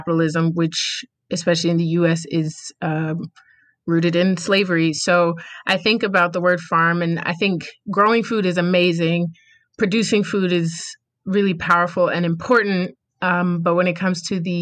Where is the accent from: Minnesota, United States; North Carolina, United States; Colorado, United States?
North Carolina, United States; Rocky Mount; also born or lived in Newark; where I was raised in Rocky Mount, North Carolina. So proud to be from here, really excited to be back home